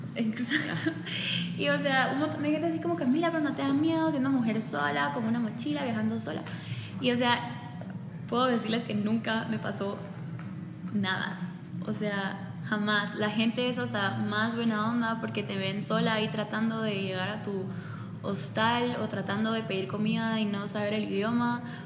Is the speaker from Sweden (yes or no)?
no; Guatemala; moved away as an adult; now in Taiwan; mi propósito es siempre regresar a, mi tierra